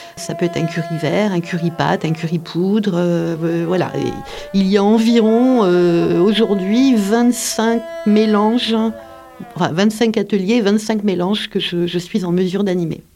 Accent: Paris, Île-de-France, France; moved away as an adult; now in Montpellier, France; je suis née à Paris euh, et j'habite à Montpellier depuis 30

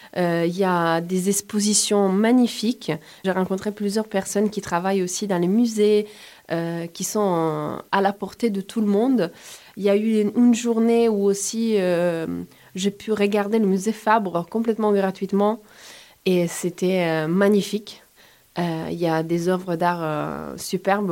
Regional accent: Turin, Piedmont, Italy; French is a second language; moved away as an adult; also born or lived in Rome, Italy / France; now in Montpellier, France; je suis une comédienne, écrivaine, euh, metteuse en scène et enseignante italienne. Je suis née à Turin et à 19 ans, je suis partie à Rome

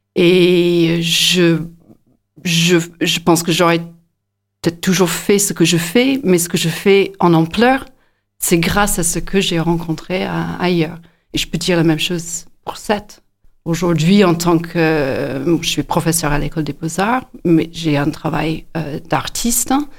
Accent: near Inverness, north of Scotland, United Kingdom; French is a second language; moved away as an adult; also born or lived in United States / Bourges, France / Nantes, France; now in Montpellier, France; je suis d'origine écossaise. Je suis née euh, à côté de Inverness dans le nord de l'Écosse. J'ai quitté l'Écosse à peu près à 18 ans

